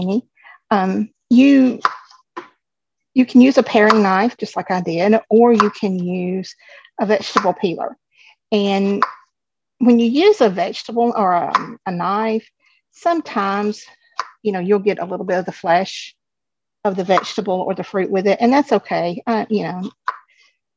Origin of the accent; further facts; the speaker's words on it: the South, United States; I am from the South, so I am a Southern girl at heart